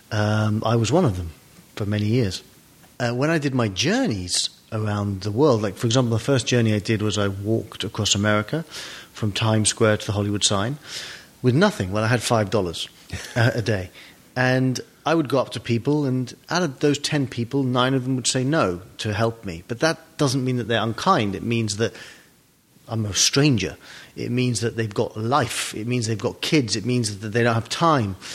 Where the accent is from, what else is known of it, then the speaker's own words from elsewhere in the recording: London, United Kingdom; moved away as an adult; now in California, United States; So I've been here since 2005. Mm-hmm. Um, and I, when you grow up in England, yeah, it's uh, you have a lack of sun.